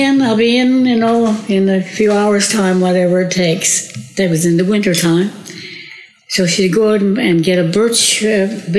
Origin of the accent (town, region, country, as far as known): Corner Brook, Newfoundland and Labrador, Canada; born or raised there; also born or lived in Rocky Harbour / Lomond